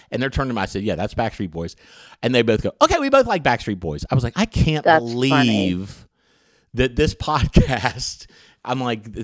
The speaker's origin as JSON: {"language": "English", "town": "Huntington", "region": "West Virginia", "country": "United States", "tie": "born or raised there", "said": "It's a podcast about where I grew up in Huntington, West Virginia"}